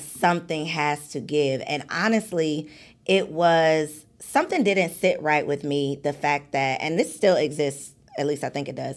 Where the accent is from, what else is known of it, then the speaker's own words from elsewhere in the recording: suburbs of Chicago, Illinois, United States; I'm from the suburbs of Chicago